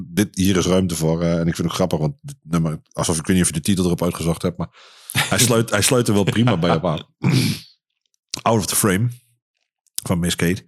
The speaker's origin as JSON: {"language": "Dutch", "area": "Wien", "region": "Overijssel", "country": "Netherlands", "tie": "born or raised there", "also_born_or_lived": "Enschede / Hengelo", "said": "ben van oorsprong kom ik uit Wien"}